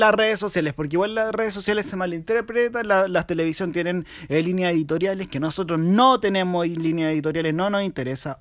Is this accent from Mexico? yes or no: no; Chile; como pueblo chileno